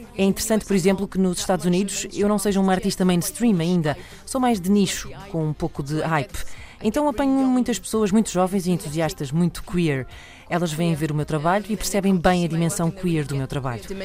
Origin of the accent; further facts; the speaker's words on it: France; first language French; Portuguese is a second language; sou francesa